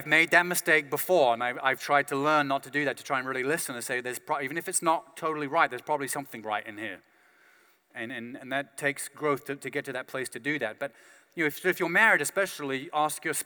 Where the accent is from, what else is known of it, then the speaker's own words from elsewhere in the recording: United Kingdom; I'm British